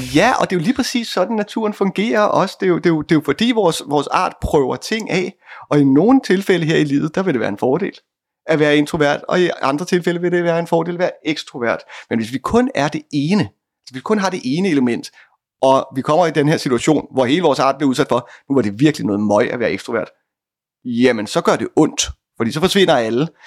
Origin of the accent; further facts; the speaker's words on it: Bornholm, Capital Region of Denmark, Denmark; jeg er fra Bornholm.